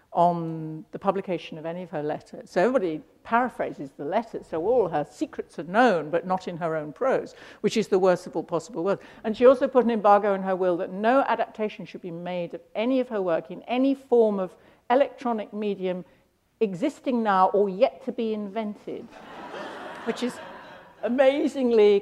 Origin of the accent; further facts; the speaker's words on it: London, United Kingdom; growing up in London, born in 48